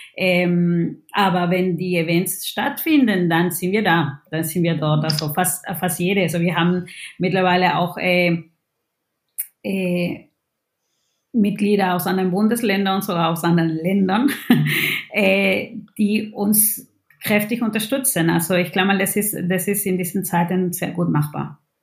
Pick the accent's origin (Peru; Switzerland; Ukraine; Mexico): Peru; German is a second language; now in Germany; ich bin Peruanerin